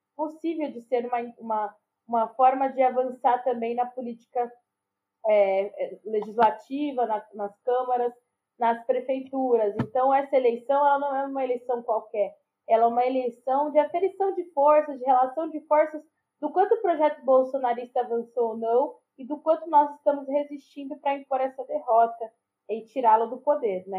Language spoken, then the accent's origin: Portuguese; São Paulo, Brazil; aqui em Pirituba. É na Vila Zarte, o bairro onde eu nasci, criei sou, e moro, né? Sou moradora até hoje